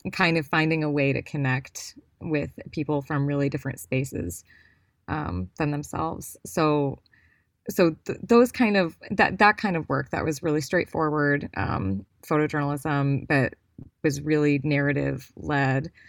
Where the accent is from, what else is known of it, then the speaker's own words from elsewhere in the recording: Cleveland, Ohio, United States; I grew up in Cleveland, Ohio